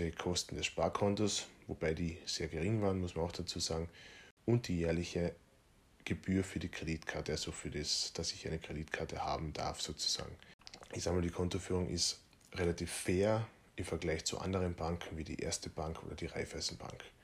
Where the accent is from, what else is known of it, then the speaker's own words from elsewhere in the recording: Feldkirchen, Carinthia, Austria; Bankberater in meiner kleinen Stadt, in Feldkirchen in Kärnten, aus der ich ursprünglich komme. Ich bin ja Kärntner.